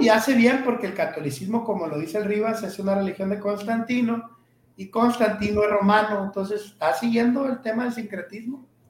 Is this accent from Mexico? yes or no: yes; northern Mexico, Mexico; nosotros, como buenos norteños